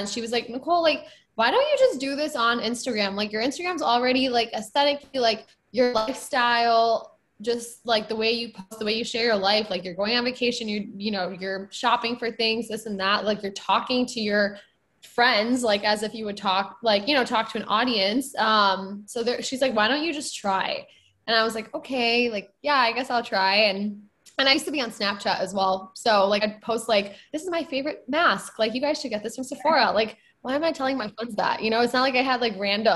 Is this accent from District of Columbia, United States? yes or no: no; Michigan, United States; I grew up in a suburb of Michigan.